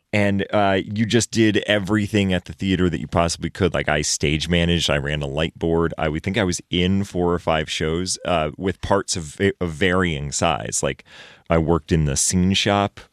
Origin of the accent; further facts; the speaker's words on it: Maine, United States; also born or lived in Chicago; now in Los Angeles, United States; I grew up in Maine